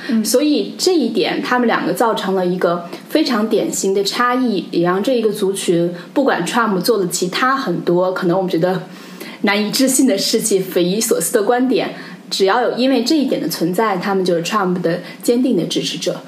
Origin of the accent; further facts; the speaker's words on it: China; now in New York, United States; 同时我们又来自所谓东方的中国，来到了所谓西方的美国